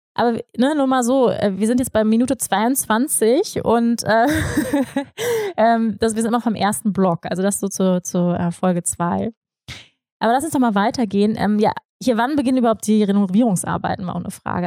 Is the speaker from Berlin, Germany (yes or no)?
no; Hamburg, Germany; moved away as an adult; also born or lived in Bavaria / Bali; ich komme aus Hamburg, aus dem Flachland, ne? also so wie ich aufgewachsen bin